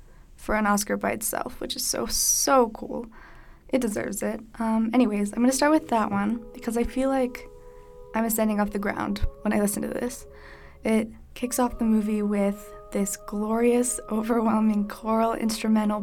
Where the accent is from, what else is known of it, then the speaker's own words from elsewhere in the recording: East Coast, United States; moved away as an adult; now in Utah, United States; I'm an out-of-state student. I'm from the East Coast.